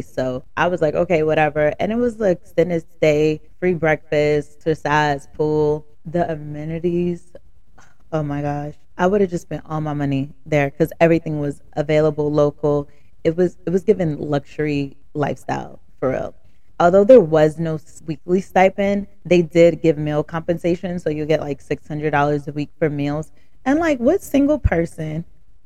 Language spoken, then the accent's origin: English; the South, United States; accent: country ghetto Ebonics; now in New Jersey, United States; I'm from the South